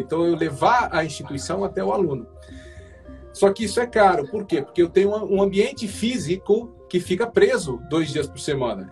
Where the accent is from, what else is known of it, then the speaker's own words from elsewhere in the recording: Brazil; eu sou brasileiro